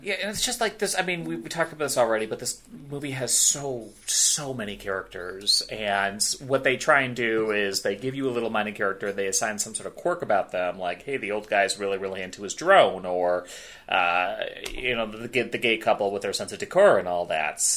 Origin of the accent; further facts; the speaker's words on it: Chicago, Illinois, United States; moved away; also born or lived in Southeast US; I grew up in the Chicagoland area